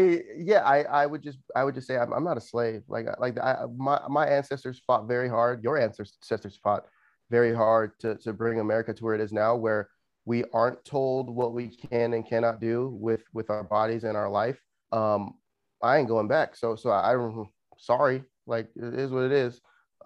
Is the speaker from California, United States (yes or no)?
yes; Los Angeles, California, United States; I'm originally from California in Los Angeles